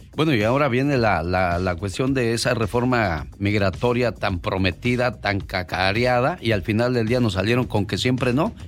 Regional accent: Michoacán, Mexico; moved away; salí de Michoacán, pero Michoacán nunca salió de mí

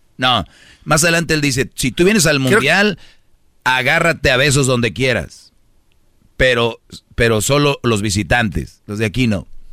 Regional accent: Mexico; somos mexicanos

